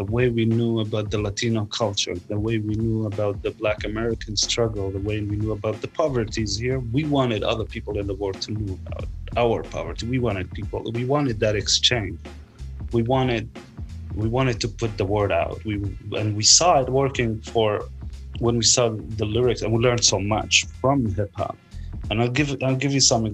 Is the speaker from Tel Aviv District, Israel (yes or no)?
no; Lod, Central District, Israel; moved away as an adult; Growing up in Lid, Lid is a town in between Jerusalem and Yaffa